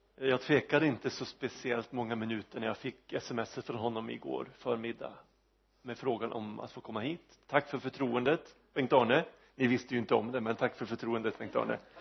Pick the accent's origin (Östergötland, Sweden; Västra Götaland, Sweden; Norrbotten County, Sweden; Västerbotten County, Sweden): Västerbotten County, Sweden; Vormsele; vi hade en ung evangelist i min hemby Vormsele